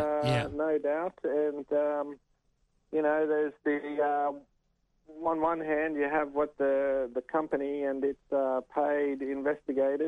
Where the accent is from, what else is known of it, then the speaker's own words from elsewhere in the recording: Sydney, New South Wales, Australia; now in Brisbane, Australia; I come from Sydney originally, and then in Brisbane